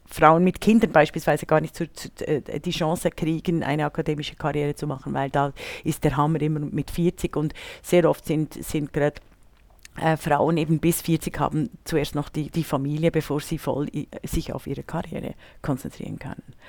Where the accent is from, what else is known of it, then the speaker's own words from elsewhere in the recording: Bern, Switzerland; moved away; der Brunnen in Bern erfreut mein Herz, wenn ich in meiner Heimatstadt bin